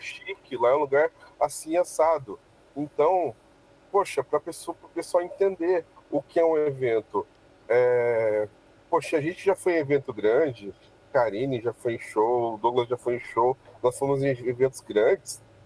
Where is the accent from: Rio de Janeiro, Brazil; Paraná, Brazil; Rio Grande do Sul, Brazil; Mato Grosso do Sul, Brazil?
Paraná, Brazil; Campo Mourão; E nós somos paranaenses, nós somos de Campo Mourão, é, nós não somos pessoas vindo de fora trazendo nada, nós somos daqui mesmo